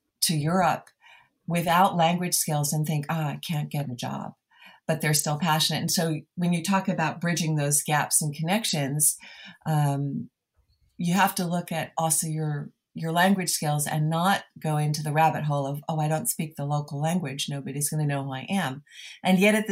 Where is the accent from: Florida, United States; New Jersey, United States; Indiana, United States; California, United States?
New Jersey, United States; moved away as an adult; I'm a New Jersey girl